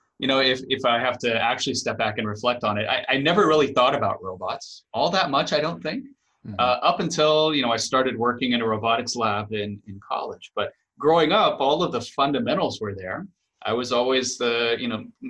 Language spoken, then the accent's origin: English; Houston, Texas, United States; moved away as an adult; also born or lived in Los Angeles, California; now in Boston, United States; I grew up in Texas, outside of Houston, actually in a suburb outside of Houston